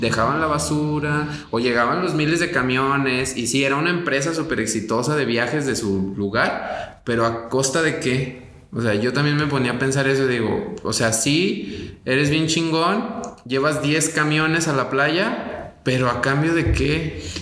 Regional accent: Mexico; los mexicanos hacemos

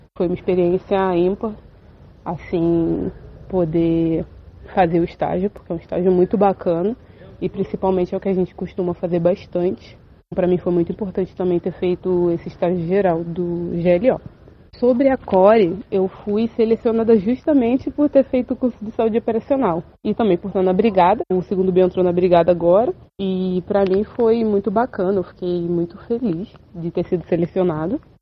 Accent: Rio de Janeiro, Brazil; moved away as an adult; now in São Vicente, Brazil; eu sou natural do Rio de Janeiro

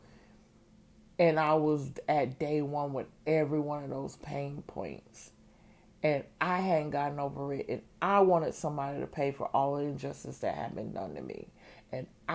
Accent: Georgia, United States; moved away as an adult; also born or lived in Chicago; Georgia born, Georgia bred, Georgia returned.

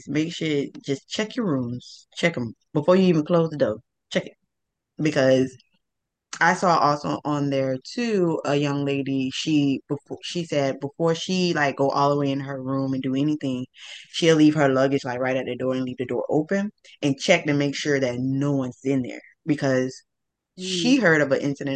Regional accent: New York, United States; growing up in New York

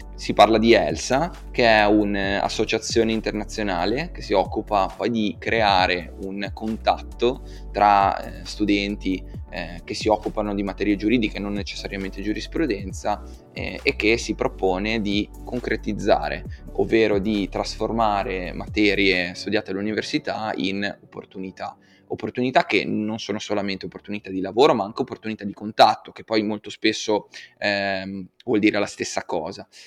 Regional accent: Genoa, Liguria, Italy; come genovese

